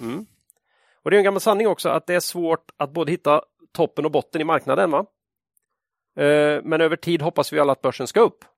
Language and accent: Swedish; Sweden; som svensk